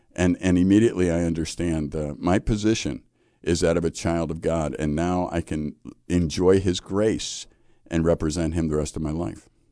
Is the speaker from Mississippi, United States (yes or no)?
no; Chicago, Illinois, United States; I, I grew up in Chicago